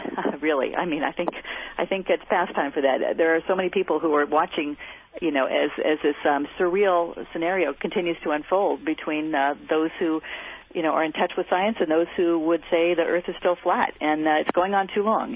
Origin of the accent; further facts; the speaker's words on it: Bay Area, California, United States; I grew up in the Bay Area